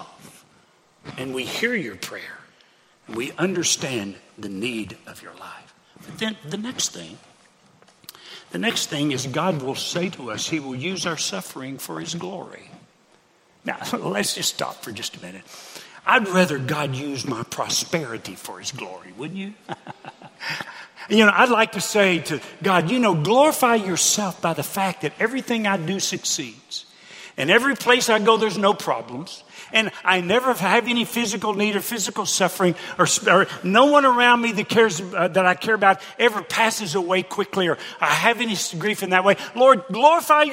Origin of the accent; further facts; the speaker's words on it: Hot Springs, Arkansas, United States; moved away; my hometown of Hot Springs, Arkansas.